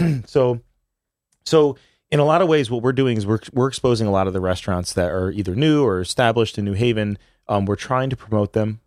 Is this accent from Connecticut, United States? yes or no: yes; New Haven, Connecticut, United States; growing up in New Haven